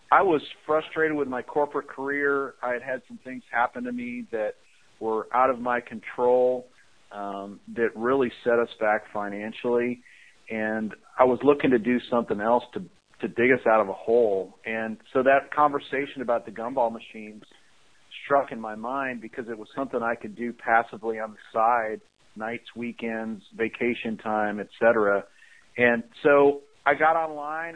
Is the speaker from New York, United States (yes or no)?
no; Chicago, Illinois, United States; I shoveled snow growing up in the Chicago area